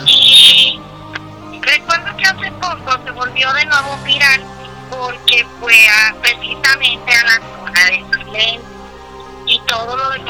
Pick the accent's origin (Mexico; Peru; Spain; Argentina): Mexico; como buena mexicana